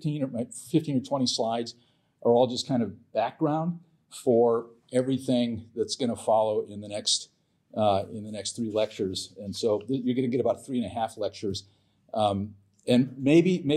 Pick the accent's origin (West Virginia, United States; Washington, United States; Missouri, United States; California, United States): California, United States; when I was a kid growing up in California a long time ago